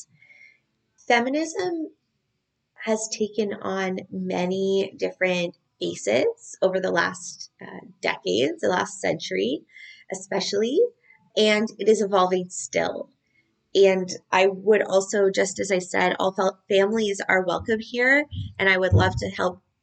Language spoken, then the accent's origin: English; Canada; geographically, I'm Canadian